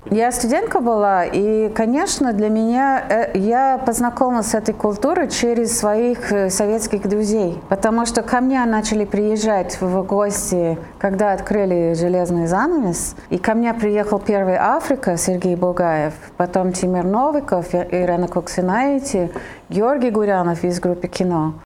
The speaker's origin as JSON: {"language": "Russian", "country": "Italy", "tie": "born or raised there", "moved": "yes", "lives_now": "Russia", "said": "я родилась в Италии"}